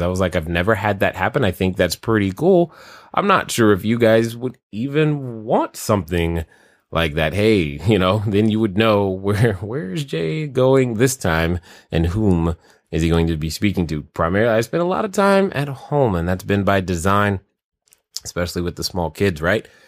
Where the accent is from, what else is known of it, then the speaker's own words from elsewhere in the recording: Germany; growing up in Germany, it was cold